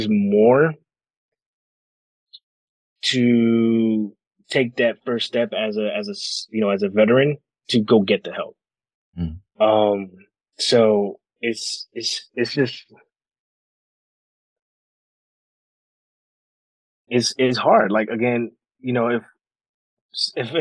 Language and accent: English; New York City, New York, United States; I grew up in Brooklyn